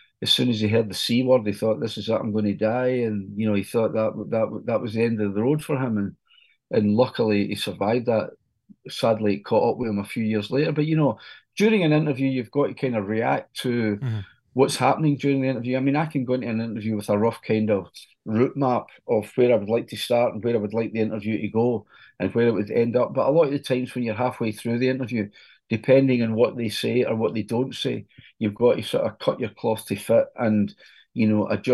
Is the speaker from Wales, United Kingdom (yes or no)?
no; Scotland, United Kingdom; I'm from Scotland.